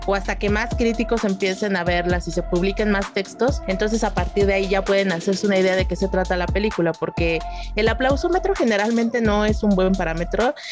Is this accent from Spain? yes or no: no; Mexico